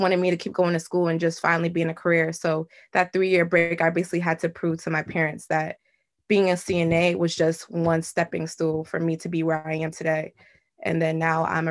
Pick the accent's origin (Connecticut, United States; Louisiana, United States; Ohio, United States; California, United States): Connecticut, United States; Bloomfield; I grew up in Bloomfield, Connecticut, went to all public schools, Bloomfield High